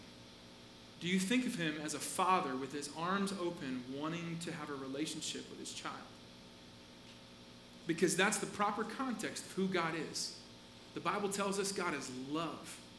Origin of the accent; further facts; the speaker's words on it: Asheville, North Carolina, United States; I was born in Asheville in North Carolina, like up in the mountains.